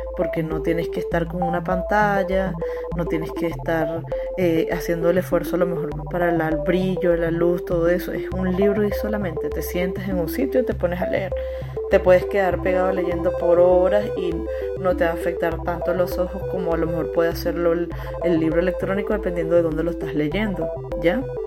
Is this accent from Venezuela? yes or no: yes; Venezuela; moved away as an adult; now in Chile; yo soy de Venezuela